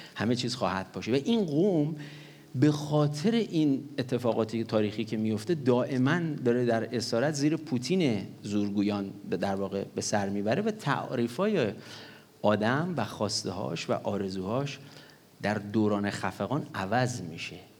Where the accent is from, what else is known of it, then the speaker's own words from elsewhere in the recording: Gorgan, Golestan, Iran; moved away; من در دوران کودکیم به خاطر دلایل مختلف در گرگان که بودیم